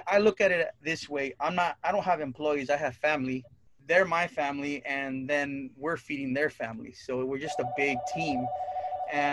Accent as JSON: {"language": "English", "town": "Santa Barbara", "region": "California", "country": "United States", "tie": "born or raised there", "said": "It used to be an arcade spot behind 7-Eleven out in Goleta by Dos Pueblos High School."}